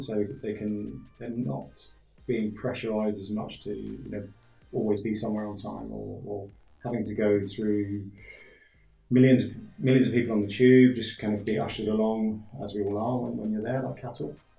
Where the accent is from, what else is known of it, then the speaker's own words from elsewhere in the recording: London, United Kingdom; now in Sliema, Malta; I'm from London originally.